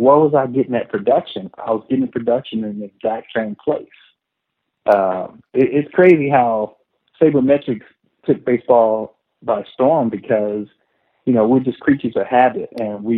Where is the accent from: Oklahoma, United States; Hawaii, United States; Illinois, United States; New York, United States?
Illinois, United States; moved away as an adult; now in Texas, United States; born and raised in Illinois